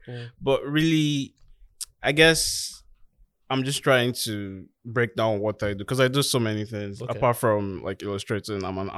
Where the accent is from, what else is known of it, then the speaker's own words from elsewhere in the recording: Lagos, Nigeria; I grew up in K2. Okay. Lagos, yeah, and maybe Maryland. Well, mostly K2